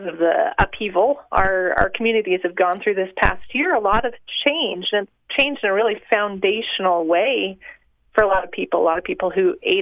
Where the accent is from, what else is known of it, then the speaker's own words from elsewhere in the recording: Utah, United States; growing up in Utah